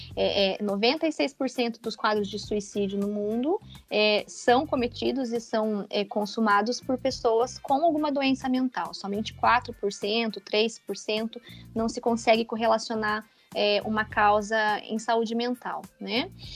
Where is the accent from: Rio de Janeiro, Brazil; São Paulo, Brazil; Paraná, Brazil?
Paraná, Brazil; interior of; moved away as an adult; also born or lived in Curitiba, Brazil; now in São Bento do Sul, Brazil; Eu sou do interior do Paraná. Eu sou paranaense, pé vermelho.